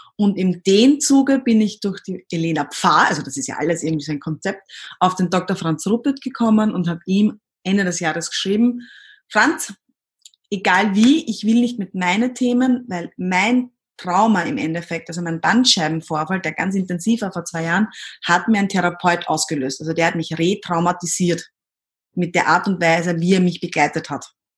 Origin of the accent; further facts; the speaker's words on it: Austria; accent: Austrian dialect; also born or lived in Himberg, near Vienna; ich komme aus Österreich, wie man wahrscheinlich bei, meiner, bei meinem Dialekt hört